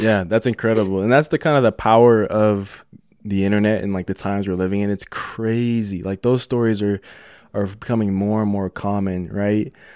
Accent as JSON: {"language": "English", "town": "Denver", "region": "Colorado", "country": "United States", "said": "I'm from Denver"}